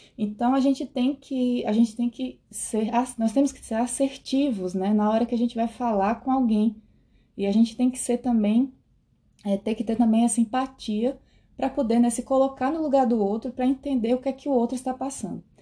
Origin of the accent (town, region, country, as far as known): Brazil; moved away as an adult; now in Netherlands